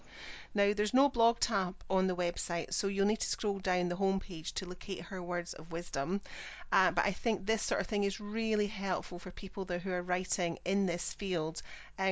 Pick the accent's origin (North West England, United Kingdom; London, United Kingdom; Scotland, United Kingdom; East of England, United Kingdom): Scotland, United Kingdom; I'm the Scottish one